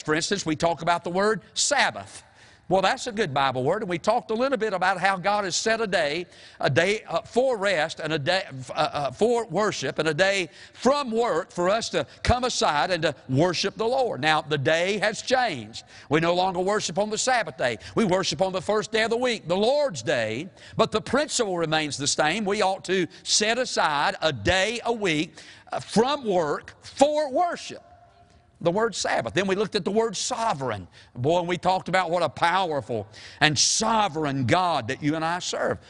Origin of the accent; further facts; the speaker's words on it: the South, United States; we're from the South